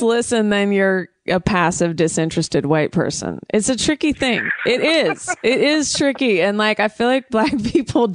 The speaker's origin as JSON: {"language": "English", "town": "Oakland", "region": "California", "country": "United States", "tie": "born or raised there", "said": "growing up in the Bay Area and Oakland"}